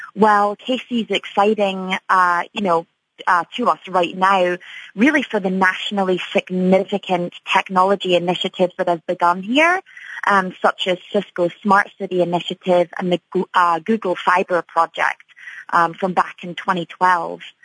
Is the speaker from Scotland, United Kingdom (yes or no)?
yes; Edinburgh, Scotland, United Kingdom; moved away as an adult; now in Chicago, United States; I am from Edinburgh, Scotland, and I moved to Chicago about eight years ago from the UK.